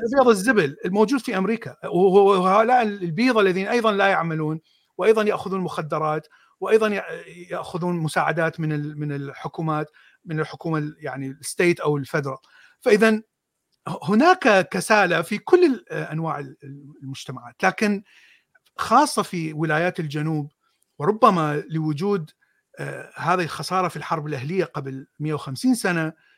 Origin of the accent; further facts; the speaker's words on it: Mosul, Nineveh, Iraq; من الموصل انا من الموصل